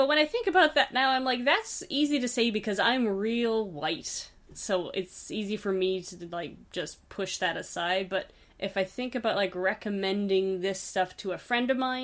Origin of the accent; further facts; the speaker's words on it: Canada; as a Canadian settler